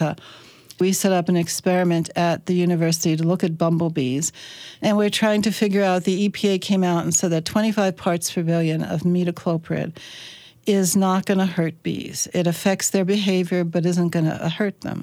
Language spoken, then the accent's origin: English; Chesapeake Bay of Maryland, United States; moved away as an adult; now in Minnesota, United States; I come from the Chesapeake Bay of Maryland